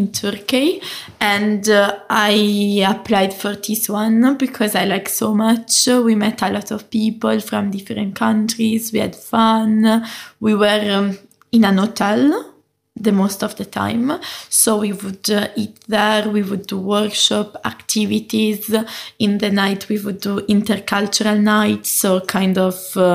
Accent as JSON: {"language": "English", "country": "Italy", "second_language": "English", "moved": "yes", "said": "I come from Italy, so in my country"}